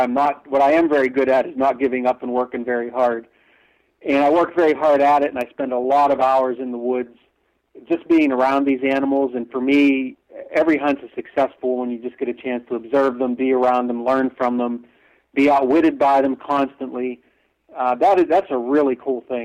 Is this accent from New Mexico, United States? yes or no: no; western Pennsylvania, United States; I grew up in Pennsylvania